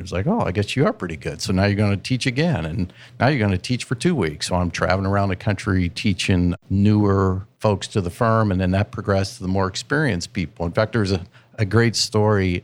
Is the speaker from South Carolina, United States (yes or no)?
no; Central Ohio, United States; born and raised in Central Ohio